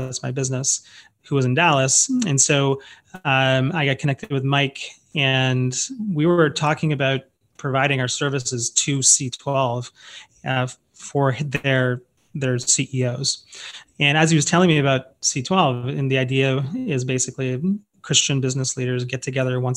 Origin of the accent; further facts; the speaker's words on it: Oakville, Ontario, Canada; moved away as an adult; now in San Antonio, United States; I was living in Toronto, Ontario, actually a town just outside of it called Oakville